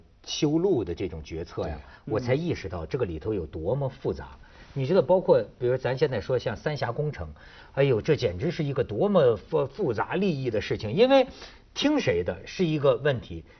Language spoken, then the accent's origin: Chinese; Shijiazhuang, Hebei, China; 我的家乡石家庄啊。